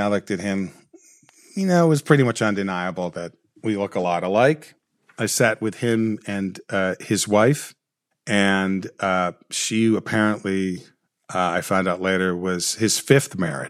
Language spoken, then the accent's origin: English; Watts, California, United States; born there; My understanding is that I was born in Watts, and I spent a period of time, I'm not exactly sure, in an orphanage post coming out of the hospital.